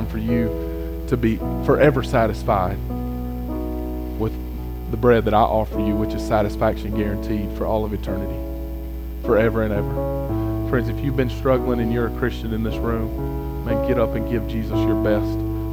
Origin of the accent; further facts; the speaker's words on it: United States; I'm an American